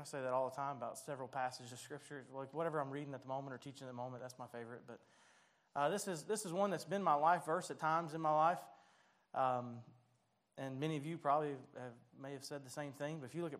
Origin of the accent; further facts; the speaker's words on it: Dalton, Georgia, United States; I remember as a kid, I grew up in Dalton, so we were very close to Tennessee and Chattanooga